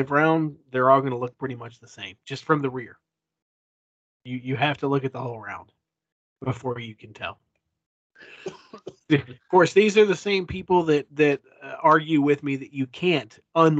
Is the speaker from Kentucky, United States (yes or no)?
yes; Kentucky, United States; also born or lived in Lexington, Kentucky; I was born and raised here in Kentucky. I live in Lexington, Kentucky now. I wasn't born in Lexington, but I live there now